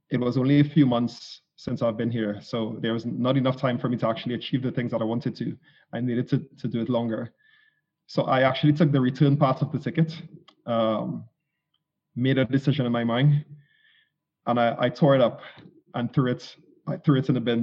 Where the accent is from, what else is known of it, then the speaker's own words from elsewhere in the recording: Trinidad & Tobago; moved away; I am actually from from the Caribbean islands, so I'm I'm from the most southerly part of the Caribbean, a twin island, as they call it, States called um, Trinidad and Tobago